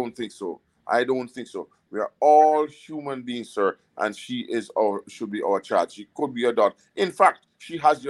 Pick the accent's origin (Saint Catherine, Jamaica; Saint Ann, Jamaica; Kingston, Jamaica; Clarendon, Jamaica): Saint Ann, Jamaica; Ocho Rios; now in United States; I'm from Ocherius, Jamaica, and I love it. And I was born there. I'm a born Jamaican. I always say, I'm a Jamaican born and bred